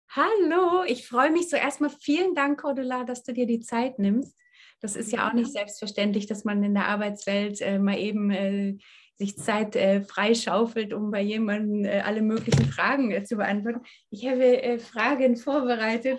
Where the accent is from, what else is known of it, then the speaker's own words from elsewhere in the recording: East Germany, Germany; ich komme aus Ostdeutschland